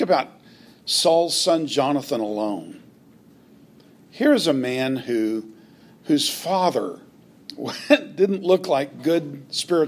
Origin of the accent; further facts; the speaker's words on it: United States; those of us who are Americans